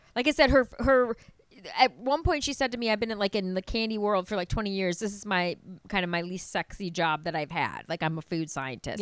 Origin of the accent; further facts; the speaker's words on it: Wisconsin, United States; I'm from Wisconsin